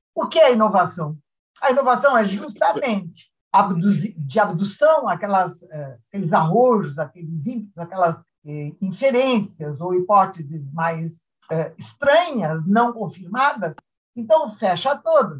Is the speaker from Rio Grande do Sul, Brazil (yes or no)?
yes; Estrela, Rio Grande do Sul, Brazil; also born or lived in Lajeado / Santa Cruz do Sul / Bagé / Jaguarão; Então eu me considero de estrela, casei ali, tive meus filhos